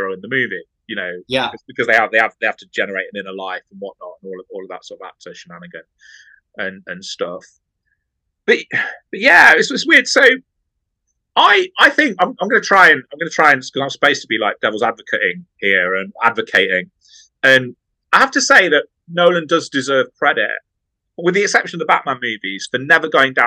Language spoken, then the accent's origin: English; Nottingham, East Midlands, United Kingdom; I'm from Nottingham